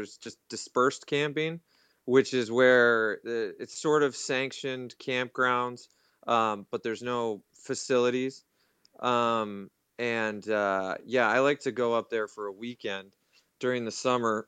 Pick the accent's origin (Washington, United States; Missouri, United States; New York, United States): Washington, United States; Seattle; I'm from Seattle, Washington, born and raised in the Pacific Northwest.